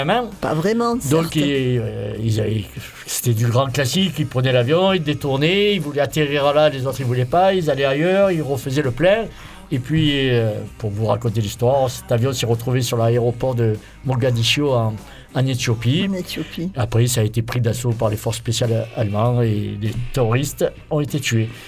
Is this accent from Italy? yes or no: yes; Italy; Et je sais que je suis italien.